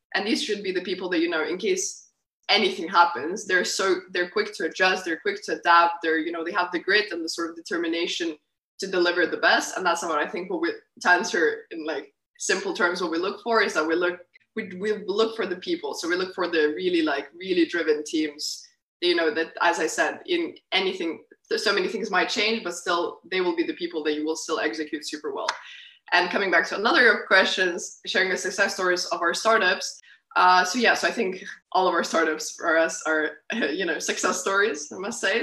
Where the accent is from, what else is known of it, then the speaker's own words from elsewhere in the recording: Lithuania; moved away as an adult; also born or lived in Utrecht, Netherlands; I grew up grew up in Lithuania. That's where I finished high school, everything.